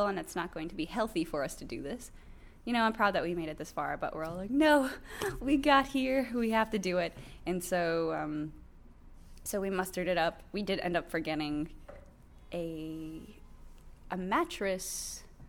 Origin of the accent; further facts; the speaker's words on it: New York, United States; we're from New York